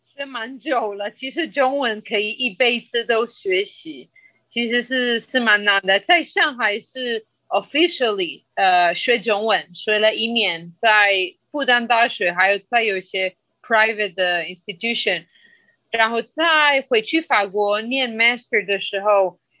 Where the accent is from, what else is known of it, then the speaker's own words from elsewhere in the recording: Colombia; first language Spanish; Chinese is a second language; moved away as an adult; also born or lived in France / China; now in Taiwan; 其实我是来自哥伦比亚